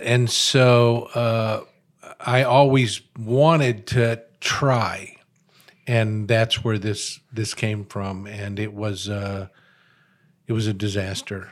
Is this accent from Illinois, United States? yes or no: yes; Chicago, Illinois, United States; I'm a very urban guy. I was born in Chicago.